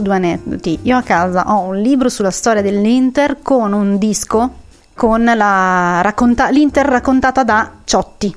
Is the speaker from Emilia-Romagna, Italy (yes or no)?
no; Varese, Lombardy, Italy; io son di Varese, son di provincia